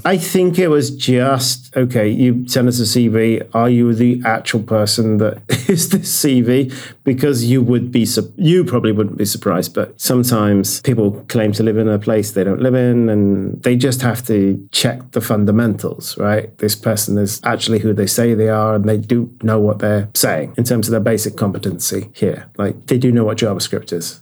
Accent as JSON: {"language": "English", "country": "United Kingdom", "moved": "yes", "lives_now": "Norway", "said": "I'm British, but we're based in Norway, our company"}